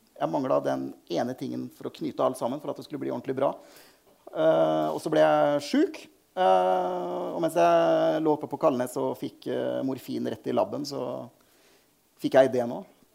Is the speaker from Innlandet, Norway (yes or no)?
no; Fredrikstad, Østfold, Norway; jeg vokste opp i Anton Brekkes vei.